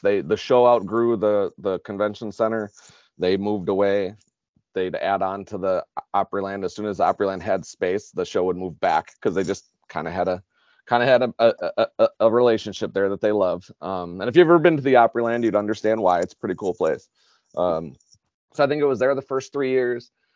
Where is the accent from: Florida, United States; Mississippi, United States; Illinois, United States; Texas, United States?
Illinois, United States; Chicago; now in Wisconsin, United States; I grew up in Chicago